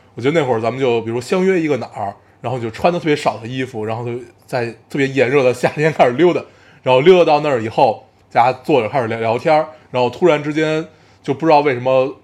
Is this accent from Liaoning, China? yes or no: no; Beijing, China; 我们所有上过的学校全部都在海淀